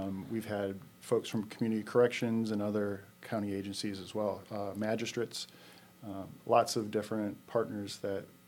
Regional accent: Rochester, New York, United States; moved away as an adult; originally I'm from Rochester, New York. And I came down here in 1993

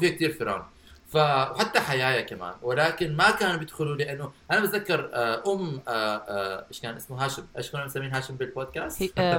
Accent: Baghdad, Baghdad Governorate, Iraq; وانا صغير انا كبرت ببغداد

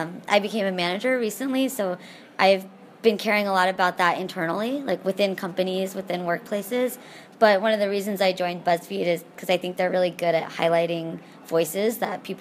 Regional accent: Texas, United States; moved away as an adult; also born or lived in Pittsburgh / San Francisco; I grew up in Texas in the United States

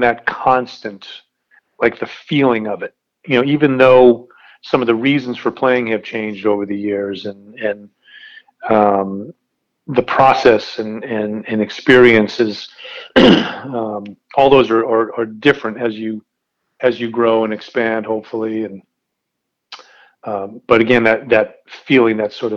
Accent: Dexter, Maine, United States; also born or lived in Massachusetts; I was born in Massachusetts, lived there for, I think, 6 years, and then we moved, 6 or 7 years, I can't remember which, and then we moved to Maine.

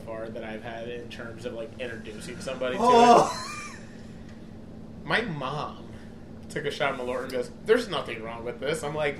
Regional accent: Ireland; Personally, I love both of those Disney movies, but that's because I'm Irish.

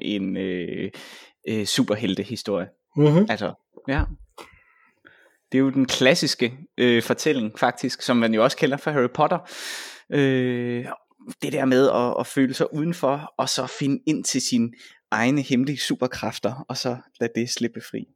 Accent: Vejle, Southern Denmark, Denmark; Vejle, hvor jeg kommer fra

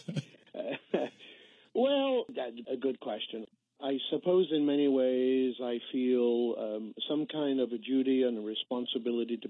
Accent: England, United Kingdom; moved away as an adult; also born or lived in London; now in United States; I grew up in England and emigrated to the United States in the 1980s

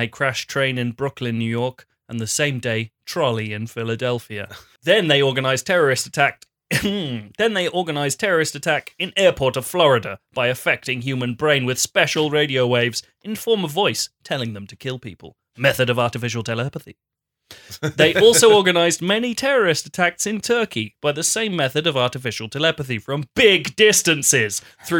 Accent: Japan; born there; Unfortunately, I was born in Japan and was too talented and too open-minded

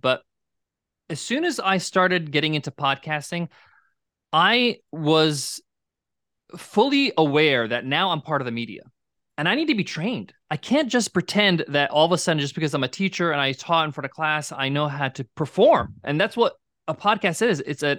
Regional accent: New York, United States; I'm a New Yorker, so this is not how I grew up, right?

